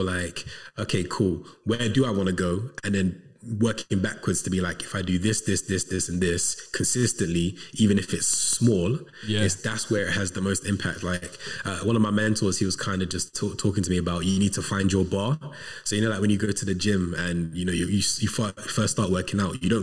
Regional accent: Coventry, West Midlands, United Kingdom; moved away as an adult; also born or lived in London; now in Manchester, United Kingdom; I'm originally from Coventry. I was born in London, but I was raised in Coventry

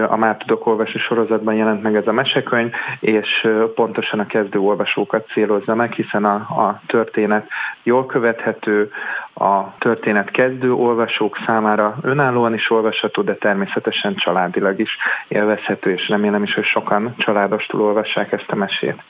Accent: Budapest, Hungary; budapesti vagyok

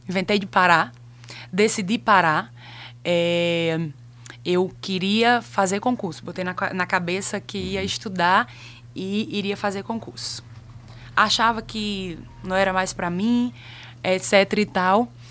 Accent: Monteiro, Paraíba, Brazil; moved away as an adult; also born or lived in Recife; depois de 20 anos nascido e criado aqui em Monteiro

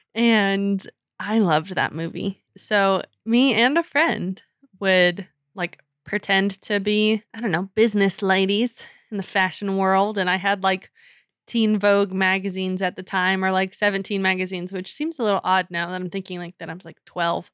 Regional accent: New Mexico, United States; moved away; I grew up in New Mexico, like, I was there for about eight years

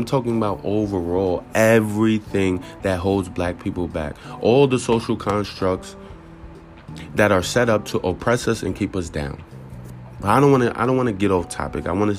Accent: Newburgh, New York, United States; I love Newburgh, but I'm not going to hold you. I did not feel safe growing up in Newburgh.

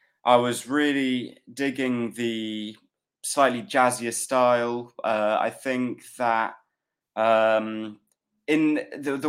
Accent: London, United Kingdom; also born or lived in Peckham, London; I'm from Fulham originally, and I'm living around Peckham these days.

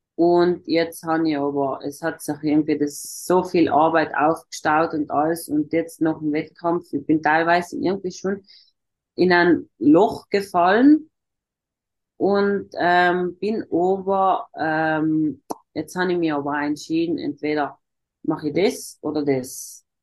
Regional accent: South Tyrol, Trentino-Alto Adige, Italy; first language German; ich komme aus Südtirol, das ist im Norden von Italien

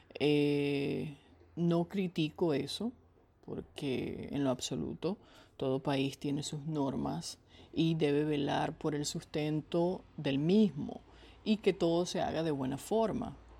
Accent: Venezuela; moved away as an adult; sin poder estar en el hogar en el que nací y crecí

